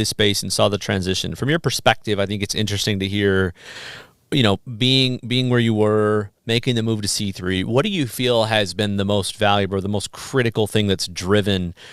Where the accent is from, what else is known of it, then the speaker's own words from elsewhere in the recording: Midwest, United States; moved away; growing up in the Midwest